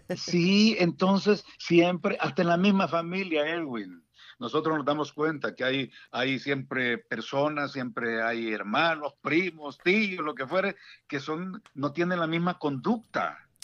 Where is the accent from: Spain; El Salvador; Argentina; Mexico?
El Salvador; San Salvador; moved away as an adult; also born or lived in Dallas Fort Worth, Texas / Houston, Texas; now in Washington metropolitan area, United States; yo soy originario de El Salvador, originario de San Salvador